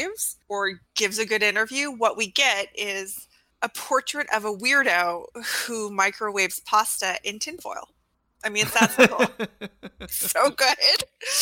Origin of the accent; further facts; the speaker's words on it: Alaska, United States; I'm from Alaska